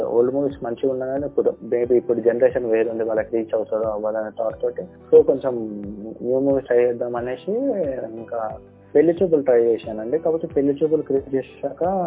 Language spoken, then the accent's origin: Telugu; Hyderabad, Telangana, India; నేను పుట్టి పెరిగింది మొత్తం హైదరాబాద్ హైదరాబాద్లోనేనండి